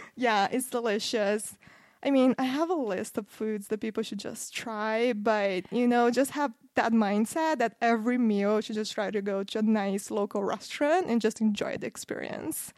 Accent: Campinas, São Paulo, Brazil; moved away as an adult; also born or lived in Los Angeles, United States; now in United States; I grew up, I was born and I grew up in a little city called Campinas. That's about one hour drive from

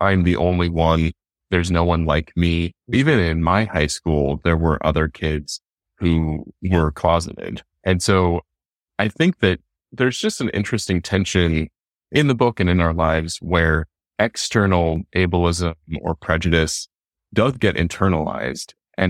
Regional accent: Salt Lake City, Utah, United States; I'm from Salt Lake City, Utah, and it's Salt Lake is such a spinster culture

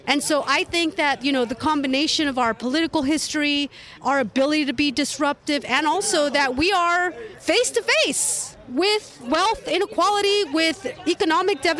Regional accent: Oakland, California, United States; I was born and raised in Oakland

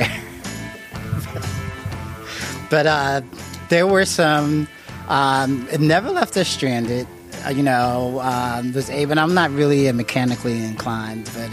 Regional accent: Jersey City, New Jersey, United States; now in Dayton, United States; I'm from Jersey City, New Jersey, and I live next door to a narcotics detective on my block in Jersey City

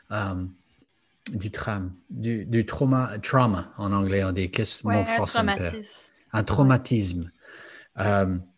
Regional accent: United States; je venais des États-Unis très conservatifs

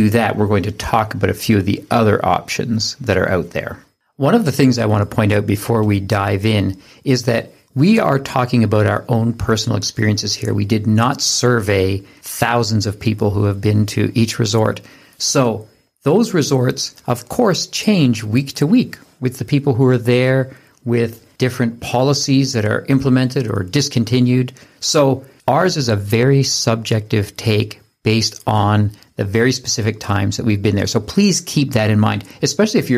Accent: Canada; we're from Canada

